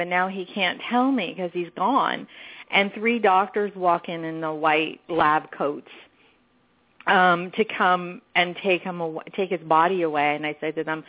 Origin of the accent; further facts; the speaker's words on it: New York, United States; moved away; I grew up in New York